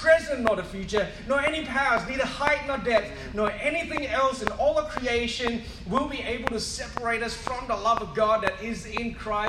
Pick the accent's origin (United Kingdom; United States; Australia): Australia; Western Australia; I mean, I come from West Coast Eagles territory.